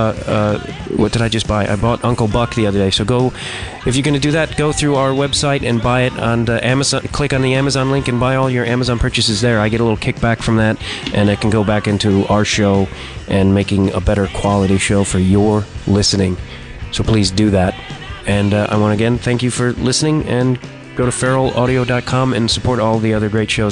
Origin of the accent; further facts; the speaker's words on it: Chicago, Illinois, United States; I'm from Chicago